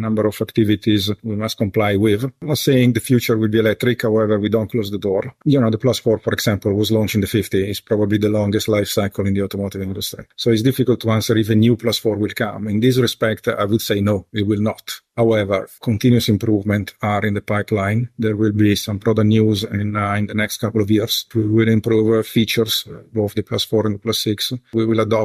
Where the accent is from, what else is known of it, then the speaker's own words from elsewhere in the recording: Milan, Lombardy, Italy; moved away; I was born in Milan